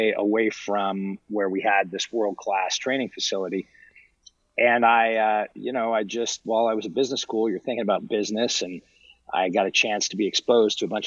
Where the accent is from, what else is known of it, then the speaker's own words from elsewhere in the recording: Huntington Beach, California, United States; moved away as an adult; also born or lived in Los Angeles / Washington, D.C.; I grew up in Southern California. I grew up in Huntington Beach and Newport Beach